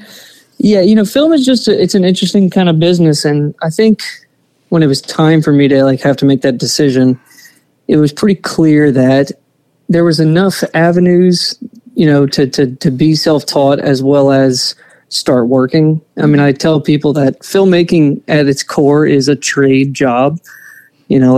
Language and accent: English; Lafayette, Louisiana, United States; I was born and raised in Lafayette, Louisiana. Still live here now